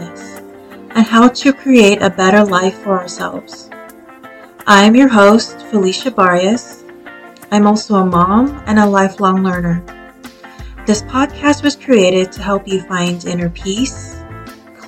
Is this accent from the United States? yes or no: yes; California, United States; I am Filipino-American, born and raised in California